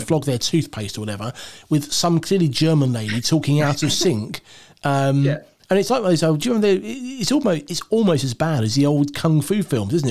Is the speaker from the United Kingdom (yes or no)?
yes; United Kingdom; I'm British.